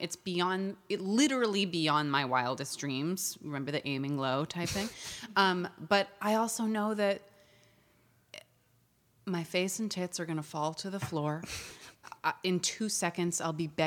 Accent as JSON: {"language": "English", "region": "New York", "country": "United States", "tie": "born or raised there", "said": "I grew up in New York and both of my parents are actors"}